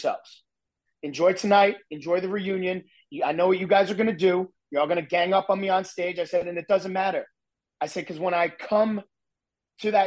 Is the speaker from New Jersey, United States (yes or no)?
yes; New Jersey, United States; I'm from New Jersey, like I grew up in your face, no BS